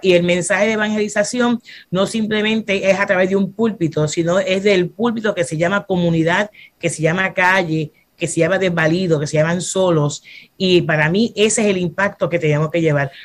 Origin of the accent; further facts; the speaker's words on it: Fajardo, Puerto Rico; also born or lived in Bronx, New York, United States / Luquillo, Puerto Rico / Santurce, Puerto Rico; soy una mujer que nací en Estados Unidos, en Nueva York, en el Bronx, y de pequeña mis padres se mudaron para acá, para Puerto Rico, y me crié en el pueblo de Fajardo hasta mi edad de 20 años